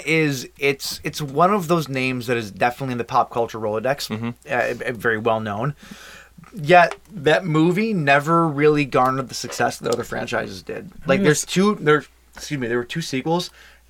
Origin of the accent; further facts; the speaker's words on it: United States; I'm American